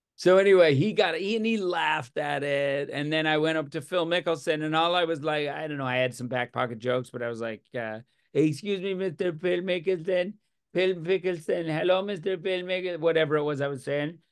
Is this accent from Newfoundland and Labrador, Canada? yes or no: yes; Newfoundland and Labrador, Canada; I'm Newfoundlander